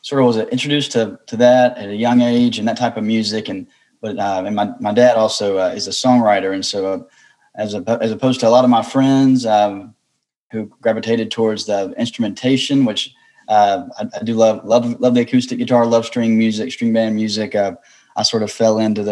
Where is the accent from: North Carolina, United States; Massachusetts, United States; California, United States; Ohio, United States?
North Carolina, United States; Wilkesboro; growing up in Wilkesboro, North Carolina, I was introduced to bluegrass and folk old time music